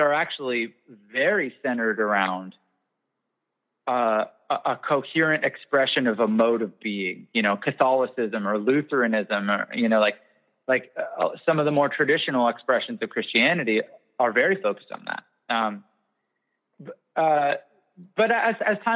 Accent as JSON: {"language": "English", "country": "Canada", "said": "I'm also Canadian."}